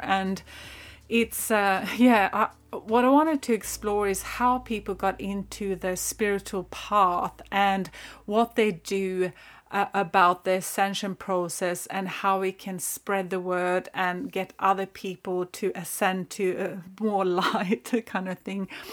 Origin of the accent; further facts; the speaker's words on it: northern Sweden, Sweden; I am originally from Sweden. I grew up there in the pine forests, kind of the north of Sweden.